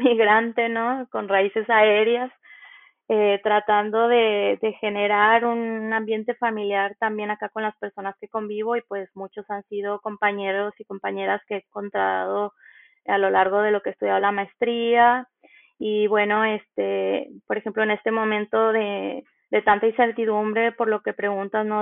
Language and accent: Spanish; Nayarit, Mexico; moved away as an adult; now in Buenos Aires, Argentina; soy de Nayarit, México